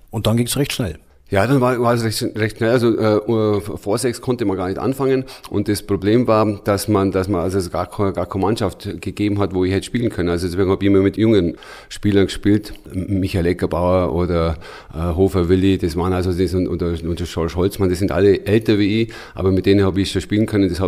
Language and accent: German; Füssen, Bavaria, Germany; born there; Ich bin in Füssen West geboren